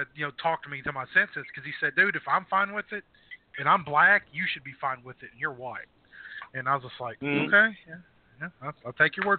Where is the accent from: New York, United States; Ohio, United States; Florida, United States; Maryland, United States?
Ohio, United States; moved away; I'm originally from Ohio.